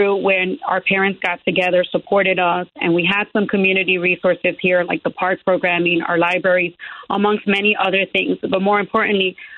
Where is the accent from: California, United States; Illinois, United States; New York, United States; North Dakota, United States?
Illinois, United States; Chicago; I was born and raised in the Pilsen community, exactly where I'm seeking to serve.